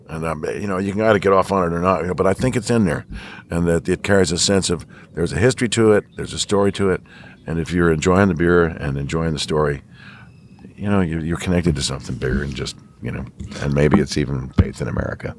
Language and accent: English; U.S. Virgin Islands; moved away; I was born in Saint Thomas